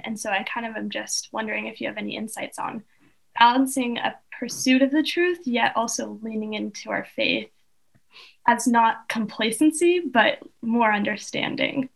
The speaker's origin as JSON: {"language": "English", "country": "Russia", "moved": "yes", "lives_now": "United States", "said": "I'm from Russia, and my parents automatically, whenever we moved to America"}